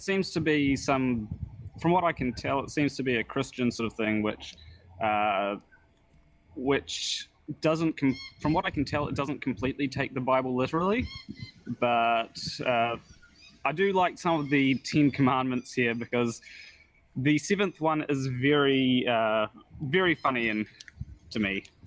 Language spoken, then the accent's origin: English; New Zealand; I'm actually in Australia right now, but I'm from New Zealand.